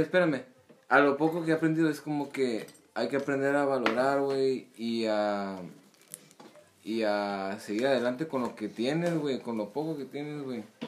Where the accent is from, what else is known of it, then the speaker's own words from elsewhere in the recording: Mexico; Soy mexicano